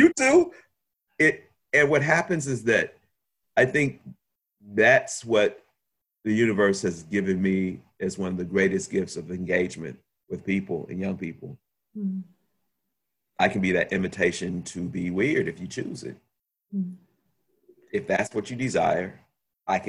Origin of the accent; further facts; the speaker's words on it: Chicago, Illinois, United States; also born or lived in France; I'm from Chicago